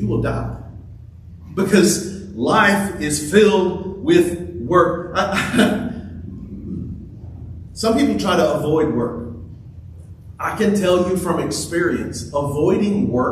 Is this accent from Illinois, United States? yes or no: no; Louisiana, United States; now in Texas, United States; I grew up in Louisiana where we had big rivers. Here, when we moved to Texas